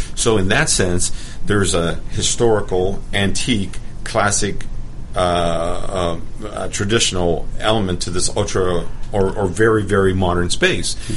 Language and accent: English; Los Angeles, California, United States; now in Atlanta, United States; I grew up in Los Angeles